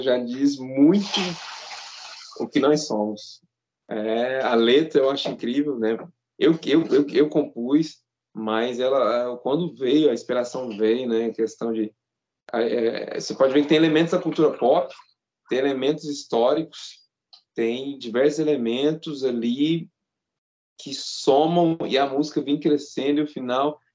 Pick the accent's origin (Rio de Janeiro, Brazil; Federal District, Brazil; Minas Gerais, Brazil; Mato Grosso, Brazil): Minas Gerais, Brazil; Uberaba; a gente é do interior de Minas. Interiorzão, totalmente fora da curva.